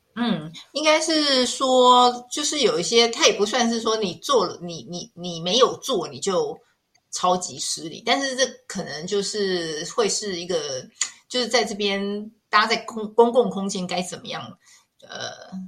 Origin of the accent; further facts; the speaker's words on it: Taiwan; 我们亚洲人或我们台湾人